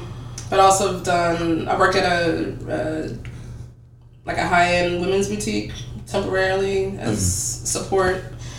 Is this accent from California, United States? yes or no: yes; California, United States; born there; I was born in California.